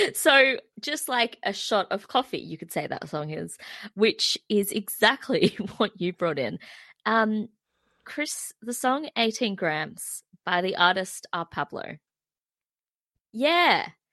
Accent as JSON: {"language": "English", "town": "Terrigal", "region": "New South Wales", "country": "Australia", "said": "I'm from Terrigal"}